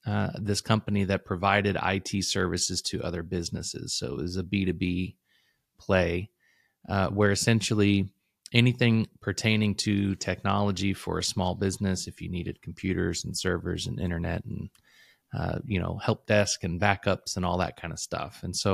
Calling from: Louisville, Kentucky, United States; I am calling in from Louisville, Kentucky. Or just a little bit outside of Louisville.

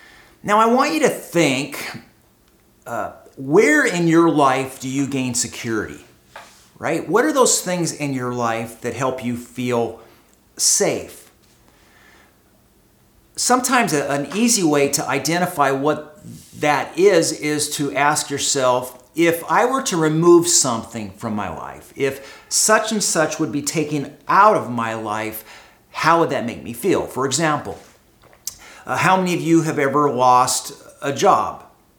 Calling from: Costa Mesa, California, United States; I am broadcasting from Costa Mesa, California, from my living room here in our home.

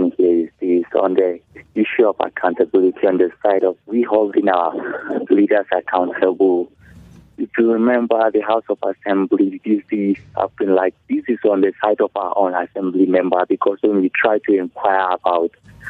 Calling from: Mangu, Plateau, Nigeria; calling from Mangu.

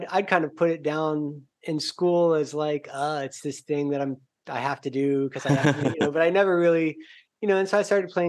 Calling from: Aguada, Puerto Rico; Uh, Aguada, Puerto Rico.

